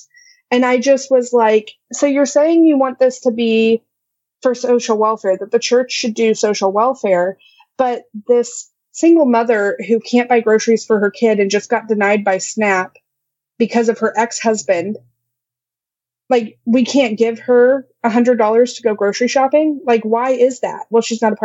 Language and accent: English; Midwest, United States; I'm such a Midwesterner